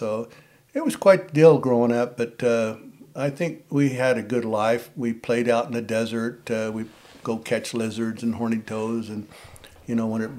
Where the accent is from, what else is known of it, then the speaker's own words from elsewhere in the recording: Eagle Pass, Texas, United States; born there; Well, I was born in Eagle Pass, Texas.